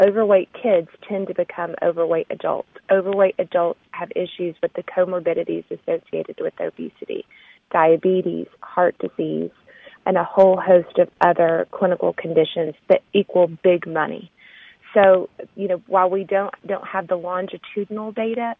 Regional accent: Arkansas, United States; now in Texas, United States; I'm Southern. I live in Texas. I'm from Arkansas.

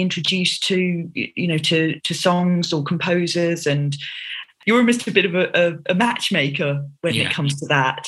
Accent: London, United Kingdom; I grew up in Southeast London and I have two sisters

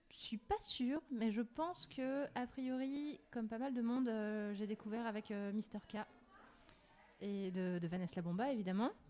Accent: Remiremont, Grand Est, France; moved away; moi je viens de Remiremont dans les Vosges

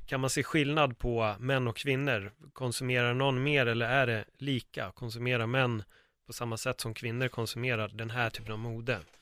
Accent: Sweden; Jag är uppvuxen i Örnsberg

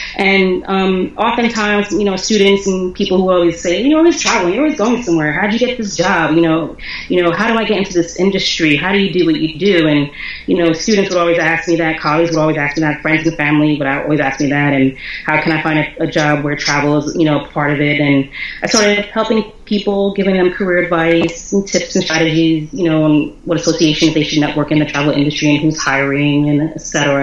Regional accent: Philadelphia, Pennsylvania, United States; I was born and raised in Philly

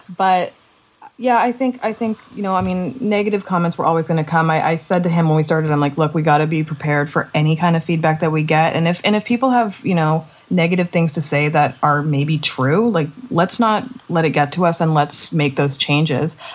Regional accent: Canada

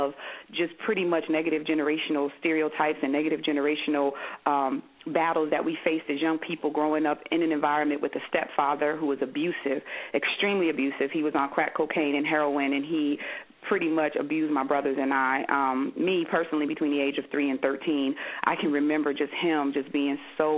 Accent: Paterson, New Jersey, United States; I was born and raised in Paterson, New Jersey

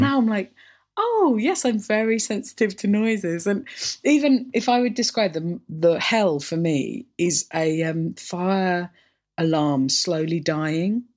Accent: Orpington, London, United Kingdom; also born or lived in St Mary Cray; growing up in Orpington

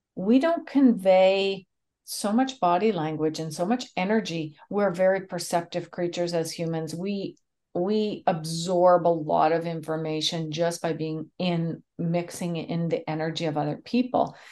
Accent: Canada; I'm Canadian

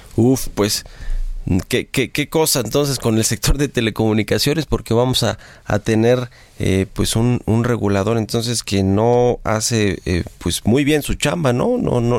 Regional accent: Mexico

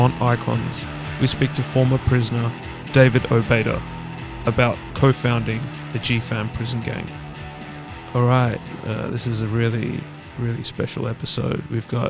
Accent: Dandenong, Victoria, Australia; I'm from Dandy as well. Afghan, born and raised.

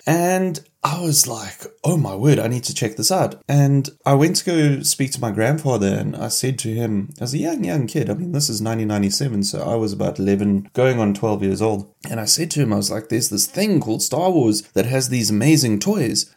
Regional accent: Cape Town, Western Cape, South Africa; I was born in Cape Town

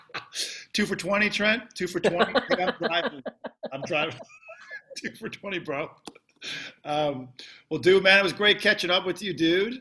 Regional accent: Canada; now in United States; I am Canadian

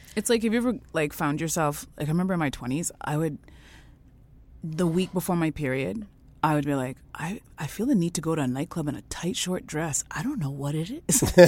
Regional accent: Canada; I was born in Canada

